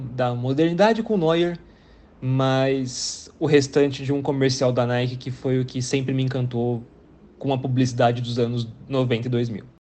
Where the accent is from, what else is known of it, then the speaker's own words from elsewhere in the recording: Brazil; eu sou brasileiro